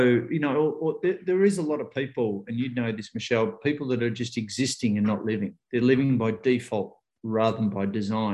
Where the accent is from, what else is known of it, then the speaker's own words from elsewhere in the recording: Australia; I'm an Australian who really in 20 years hadn't traveled that much